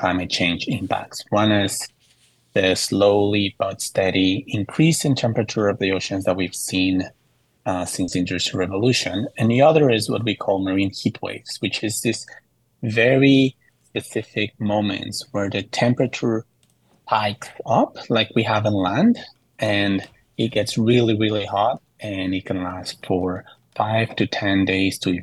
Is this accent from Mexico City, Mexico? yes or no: yes; Mexico City, Mexico; moved away; I grew up in Mexico City, where there's a lot of earthquakes